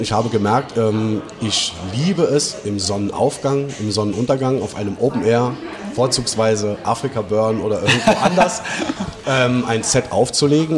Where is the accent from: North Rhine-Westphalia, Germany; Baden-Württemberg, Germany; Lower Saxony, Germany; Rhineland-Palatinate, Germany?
Rhineland-Palatinate, Germany; Traben-Trarbach; eine kleine Dorfdisco bei uns in Traben-Trabach